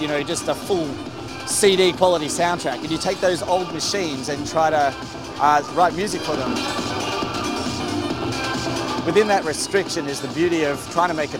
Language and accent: English; Australia; I'm from Australia